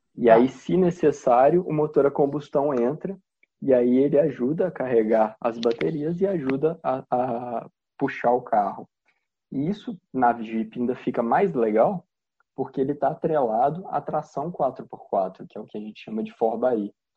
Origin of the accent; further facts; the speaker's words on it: Belo Horizonte, Minas Gerais, Brazil; moved away; eu sou de Belo Horizonte, minha mãe continua morando lá